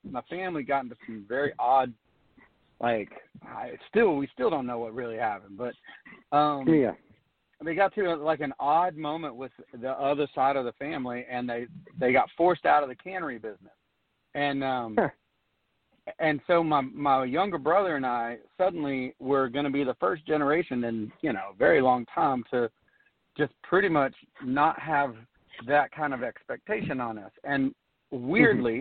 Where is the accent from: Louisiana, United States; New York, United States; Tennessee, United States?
Tennessee, United States; East; I was born and raised in East Tennessee, way up in the mountains